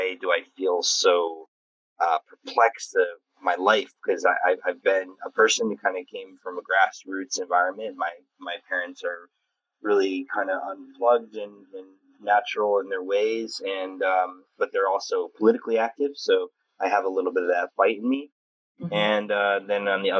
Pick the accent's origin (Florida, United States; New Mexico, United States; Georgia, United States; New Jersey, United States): New Mexico, United States; also born or lived in Taos, New Mexico / Oregon; now in Connecticut, United States; feeling out my desert roots because I was born in New Mexico